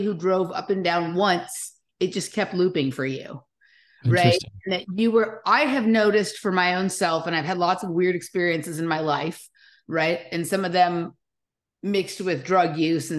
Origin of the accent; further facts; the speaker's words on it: Los Angeles, California, United States; I grew up in Los Angeles